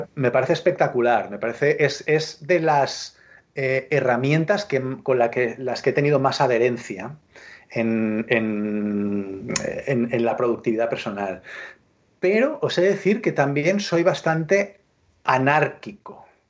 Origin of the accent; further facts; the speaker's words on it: L'Hospitalet de Llobregat, Catalonia, Spain; yo soy de Hospitalet, o sea, Hospitalet Hospitalet es una ciudad satélite, de, satelital, es una ciudad satelital de Barcelona